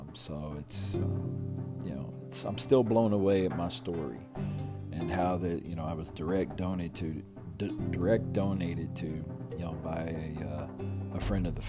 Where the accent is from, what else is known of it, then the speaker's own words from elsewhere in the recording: Louisville, Kentucky, United States; also born or lived in Texas; now in near San Antonio, United States; I was born and raised in Louisville, Kentucky.